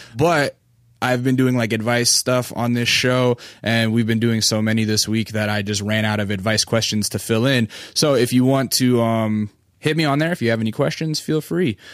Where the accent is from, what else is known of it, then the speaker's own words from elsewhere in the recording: Alaska, United States; moved away; I'm from Alaska